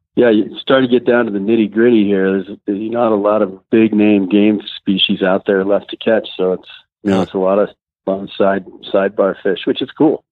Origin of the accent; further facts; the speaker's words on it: Massachusetts, United States; moved away; I grew up in a uh, fishing family, so I came from Massachusetts